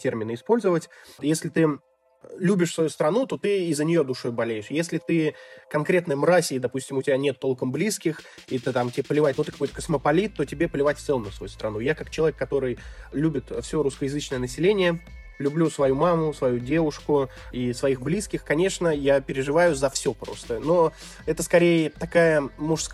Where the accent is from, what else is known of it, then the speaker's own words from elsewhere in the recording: Tver, Tver Oblast, Russia; moved away as an adult; now in Kyrgyzstan; в Твери, где я родился, в городе в России